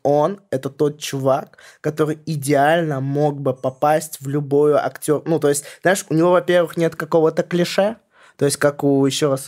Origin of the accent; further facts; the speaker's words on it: Vladimir Oblast, Russia; я из Владимирской области сам